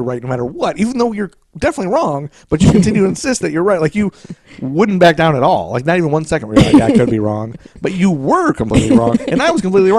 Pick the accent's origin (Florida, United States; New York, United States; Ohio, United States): Ohio, United States; Toledo; growing up in Toledo, Ohio.